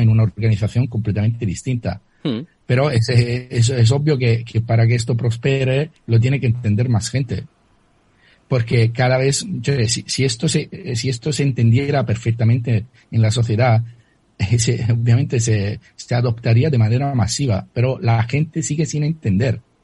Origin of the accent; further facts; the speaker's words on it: Italy; accent: Italian; Spanish is a second language; moved away; mi acento lo, lo declara eh, de manera muy, muy firme, soy italiano